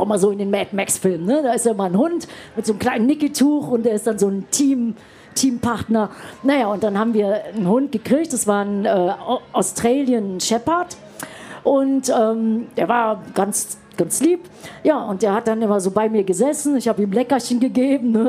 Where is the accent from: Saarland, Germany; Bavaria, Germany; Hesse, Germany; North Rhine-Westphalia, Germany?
North Rhine-Westphalia, Germany; Düsseldorf; moved away; wir kommen ja beide aus Düsseldorf